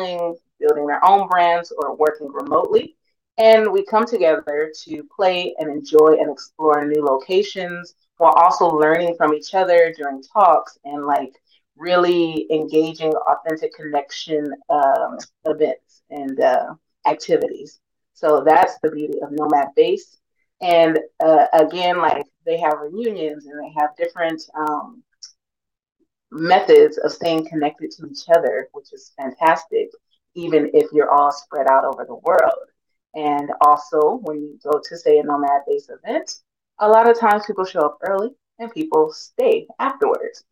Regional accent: Los Angeles, California, United States; moved away as an adult; now in Tirana, Albania; I am from Los Angeles

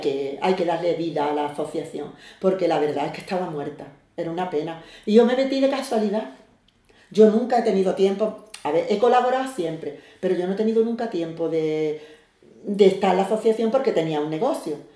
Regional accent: Algeciras, Andalusia, Spain; yo soy de Algeciras, soy especial y estoy casada, tengo tres hijos y soy de la barriada de toda la vida

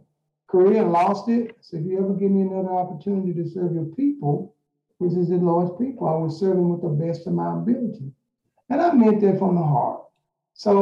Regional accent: Pine Bluff, Arkansas, United States; now in Little Rock, United States; I'm originally from Pine Bluff, Arkansas.

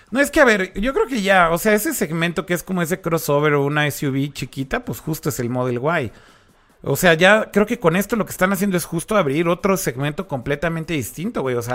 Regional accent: Monterrey, Nuevo León, Mexico

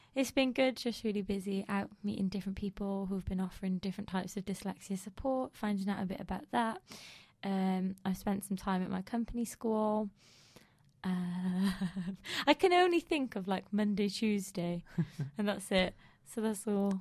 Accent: United Kingdom

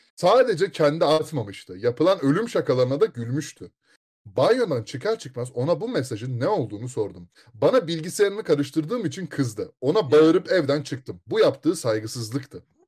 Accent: Istanbul, Turkey; moved away; İstanbul'da doğdum

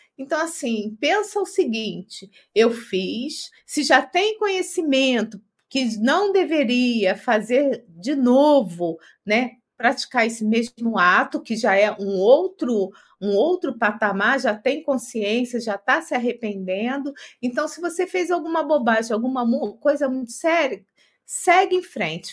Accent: Rio de Janeiro, Brazil; now in São Paulo, Brazil; Eu, como sou do Rio de Janeiro

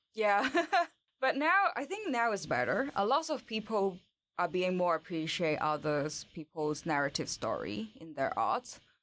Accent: Hong Kong; English is a second language; moved away as an adult; now in Sweden; I born and raised in Hong Kong, and I come to Sweden in twenty eighteen

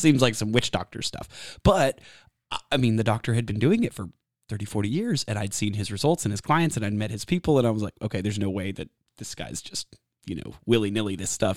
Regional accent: Texas, United States; also born or lived in Washington State; I was born and raised in Texas

